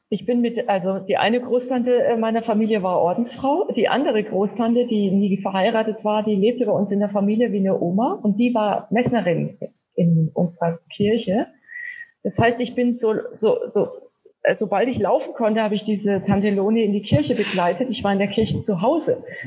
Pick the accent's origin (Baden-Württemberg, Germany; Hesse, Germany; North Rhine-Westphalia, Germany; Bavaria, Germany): Bavaria, Germany; Wilhelmsdorf?; ich bin äh, in Wilhelmsheim in Unterfranken im Landkreis Kitzingen aufgewachsen